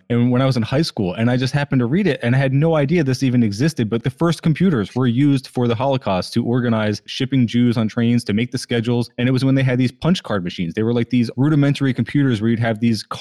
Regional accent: United States; we all are growing up in America

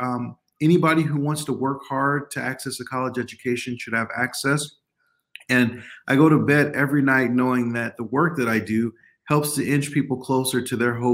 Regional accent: Oakland, California, United States; moved away as an adult; also born or lived in San Francisco, California; now in Iowa, United States; I was born in San Francisco, but grew up in Oakland, California

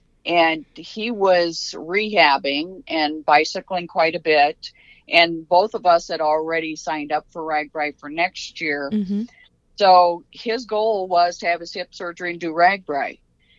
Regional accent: Waverly, Iowa, United States; I'm from Northeast Iowa, a small town called Waverly, Iowa.

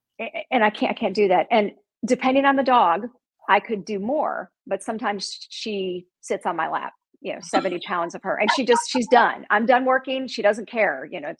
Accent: Chicago, Illinois, United States; also born or lived in Indiana; So like I said, I'm from Chicago. I'm originally from Indiana, but I spent my formative years in Chicago. I lived there till I was 30, and I'm Italian. So I have a Chicago Italian woman's personality.

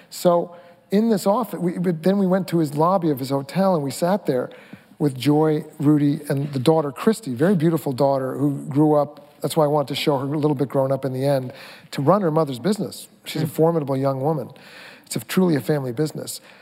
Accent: Mamaroneck, New York, United States; also born or lived in Brooklyn; I'm from Mamaroneck. I, we broke out of Brooklyn and went to the suburbs

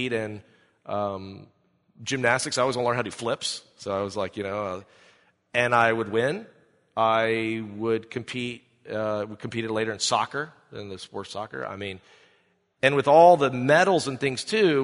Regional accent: Greenville, South Carolina, United States; I'm from South Carolina. But I grew up there. How many of you have ever been to Greenville

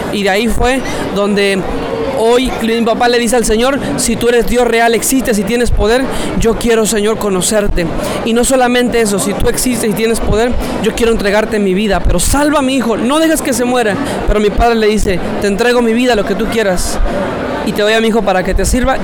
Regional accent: Mexico City, Mexico; Yo vengo de la Ciudad de México

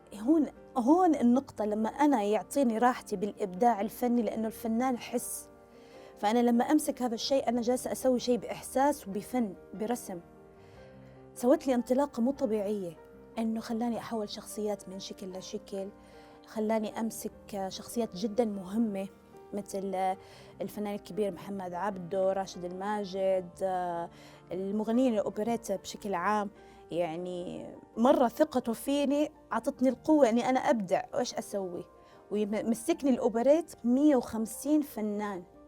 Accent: Saudi Arabia; أنا من مواليد السعودية

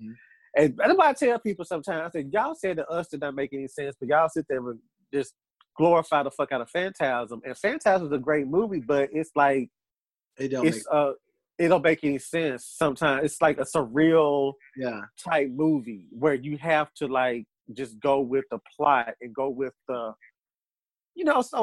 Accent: the Bible Belt, United States; We're in the Bible. We were raised in the Bible Belt.

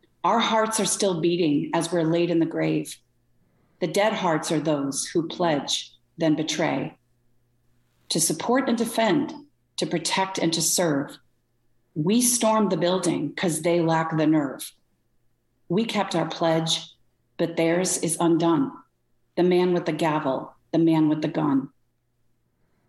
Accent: Connecticut, United States; also born or lived in Rochester, New York; now in Corning, United States; I'm originally from Connecticut

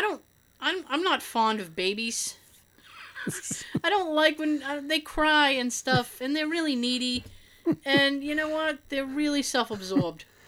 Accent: Boston, Massachusetts, United States; accent: Boston; we're from Boston

